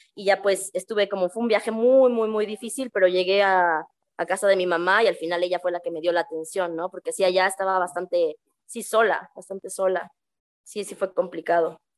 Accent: Mexico City, Mexico; moved away as an adult; also born or lived in Peru; now in San Cristóbal de las Casas, Mexico; yo crecí en la Ciudad de México

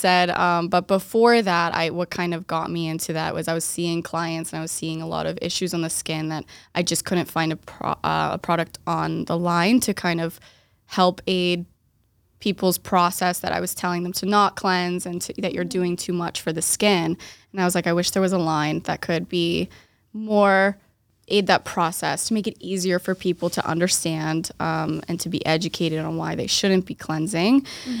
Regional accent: Waltham, Massachusetts, United States; now in Boston, United States; I was born and raised in Waltham, outside of Boston.

